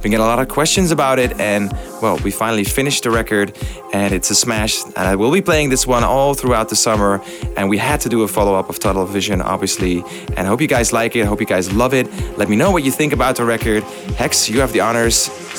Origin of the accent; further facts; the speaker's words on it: Amsterdam, North Holland, Netherlands; The biggest gathering of Hexagonians ever will take place in my hometown, Amsterdam.